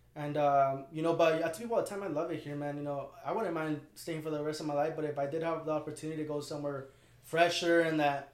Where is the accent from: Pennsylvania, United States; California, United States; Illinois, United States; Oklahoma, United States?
California, United States; Santa Barbara; I was actually born and raised in Santa Barbara, dude.